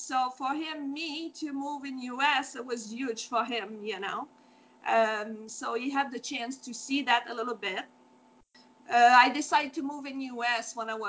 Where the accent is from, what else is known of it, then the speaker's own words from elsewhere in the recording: Saint-Cyprien, Quebec, Canada; English is a second language; moved away as an adult; also born or lived in Florida; now in New Hampshire, United States; Actually, I'm from Saint-Cyprien. That's a really, really small town. It's more like, it's south of Quebec. It's maybe like an hour and a half south of Quebec, close to Saint-Georges-de-Beauce.